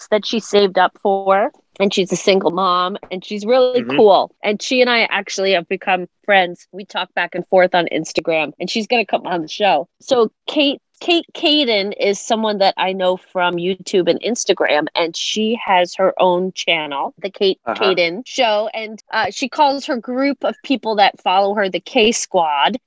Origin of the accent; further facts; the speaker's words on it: Long Island, New York, United States; we grew up on Long Island.